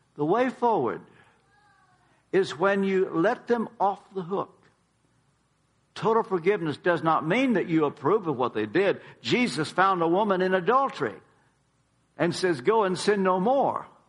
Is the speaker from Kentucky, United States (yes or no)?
yes; Kentucky, United States; now in Tennessee, United States; we now live in Tennessee. I am from Kentucky